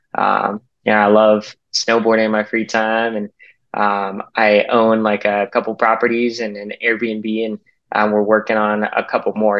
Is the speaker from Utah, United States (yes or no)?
yes; Salt Lake City, Utah, United States; I grew up in Salt Lake City, Utah